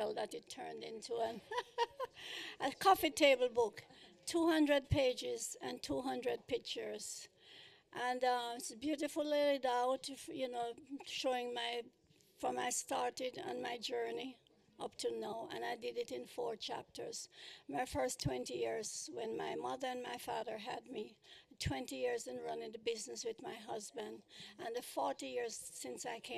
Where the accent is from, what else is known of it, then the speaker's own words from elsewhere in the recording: Kingston, Jamaica; moved away as an adult; now in United States; I was born in Kingston, Jamaica